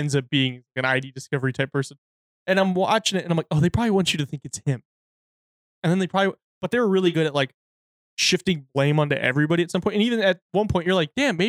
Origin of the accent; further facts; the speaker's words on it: United Kingdom; because I'm a social masochist because I'm British.